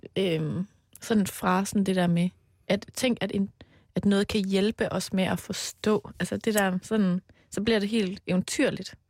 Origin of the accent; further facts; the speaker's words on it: Denmark; Jeg er jo fra Jylland